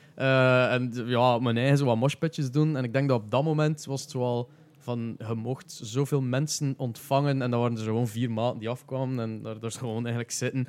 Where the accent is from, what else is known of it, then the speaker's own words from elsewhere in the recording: Flanders, Belgium; accent: Flemish; ik ben direct was Vlaams te praten